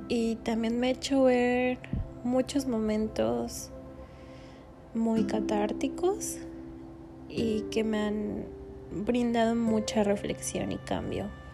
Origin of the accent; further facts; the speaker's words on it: Puebla, Mexico; moved away as an adult; now in Mérida, Mexico; yo soy de Puebla